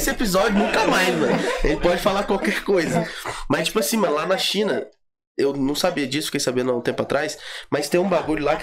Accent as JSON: {"language": "Portuguese", "town": "Aparecida", "region": "São Paulo", "country": "Brazil", "tie": "born there", "said": "nasci em Aparecida"}